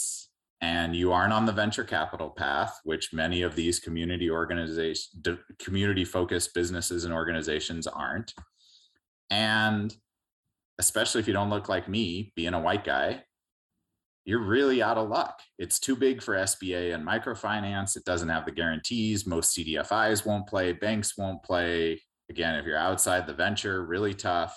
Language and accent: English; San Diego, California, United States; our community in San Diego, my hometown